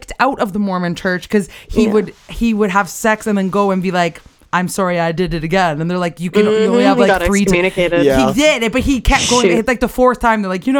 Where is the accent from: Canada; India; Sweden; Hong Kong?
Canada; as a Canadian